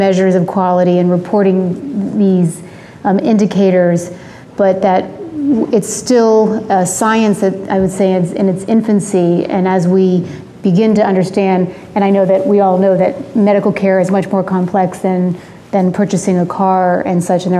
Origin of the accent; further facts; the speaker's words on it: Miami, Florida, United States; moved away; I'm from Miami originally